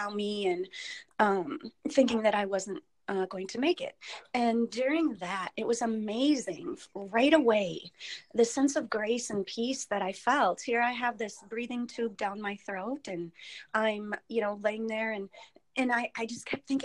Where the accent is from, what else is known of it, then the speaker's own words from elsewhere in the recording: Elk Mound, Wisconsin, United States; I grew up in Wisconsin, Elk Mound.